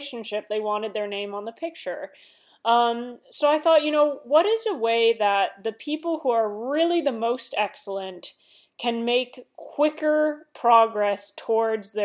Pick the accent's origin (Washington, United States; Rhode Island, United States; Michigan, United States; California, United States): Washington, United States; Seattle; moved away as an adult; now in Los Angeles, United States; I come from Seattle